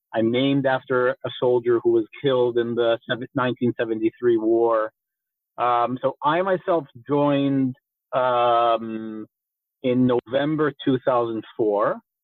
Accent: Rehovot, Central District, Israel; born or raised there; accent: slight American accent

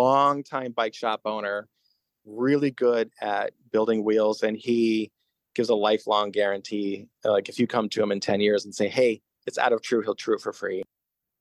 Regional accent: Denver, Colorado, United States; moved away as an adult; also born or lived in Olean, New York; now in Brooklyn, United States; my family moved to Denver when I was a kid

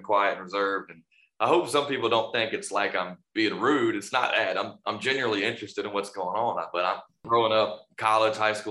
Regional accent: North Carolina, United States; it's where I'm born and raised

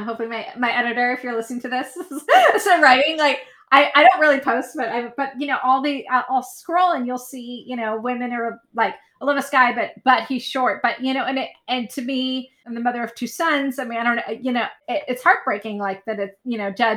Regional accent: San Francisco, California, United States; my hometown of San Francisco

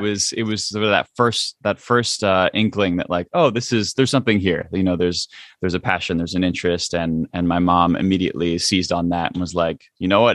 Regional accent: United States; growing up much much, um, more as an, uh, as an American than, than, um, necessarily an Indian

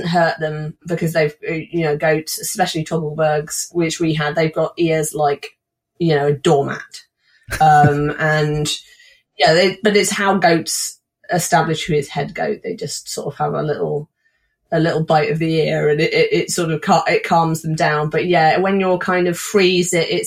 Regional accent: Somerset, South West England, United Kingdom; also born or lived in Wiltshire; Somerset, where we lived until I was 16, and Wiltshire, where my grandmother lived and we later moved

